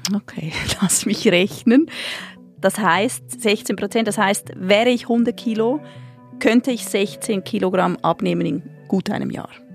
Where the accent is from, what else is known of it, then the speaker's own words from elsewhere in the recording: Switzerland; als Schweizerin